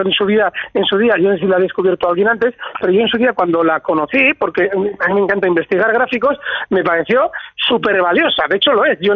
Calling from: Vitoria, Basque Country, Spain; Hola, buenos días. … de Vitoria.

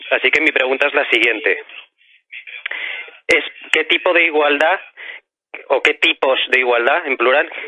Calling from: Madrid, Community of Madrid, Spain; de Madrid y bueno, mi pregunta versa sobre la igualdad.

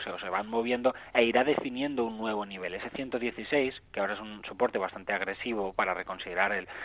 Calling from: Barcelona, Catalonia, Spain; Hola, buenos días. Soy … de Barcelona.

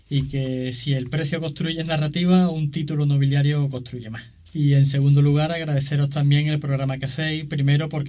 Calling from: Seville, Andalusia, Spain; de Sevilla.

